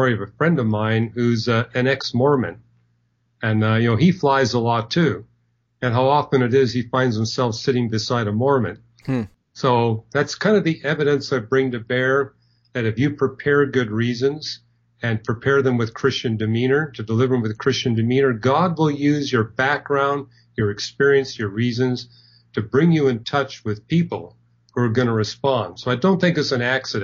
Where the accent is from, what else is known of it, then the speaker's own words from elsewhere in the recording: Canada; I'm not from Germany. I'm from Canada